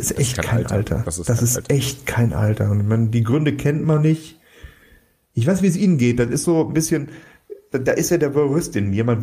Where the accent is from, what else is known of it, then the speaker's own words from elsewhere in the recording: Cologne, North Rhine-Westphalia, Germany; dass du immer irgendwie gerade uns warst muss man sagen, so als Kölsche.